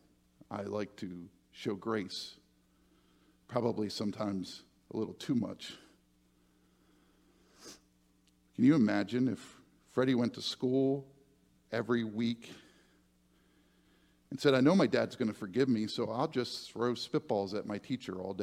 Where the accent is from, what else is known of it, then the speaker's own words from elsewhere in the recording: United States; I am American